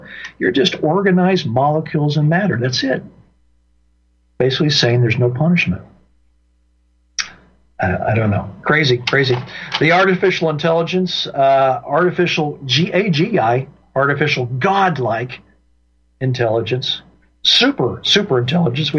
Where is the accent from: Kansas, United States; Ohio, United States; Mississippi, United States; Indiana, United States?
Indiana, United States; moved away; my home state of Indiana